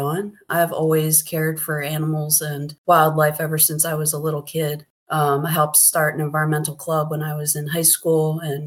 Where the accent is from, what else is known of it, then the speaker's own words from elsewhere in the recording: Pennsylvania, United States; also born or lived in California / Oregon; now in Howard County, Maryland, United States; I am from Pennsylvania